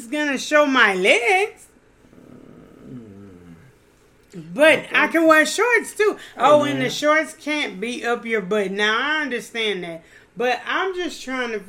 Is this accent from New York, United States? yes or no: no; Louisiana, United States; I'm from Louisiana.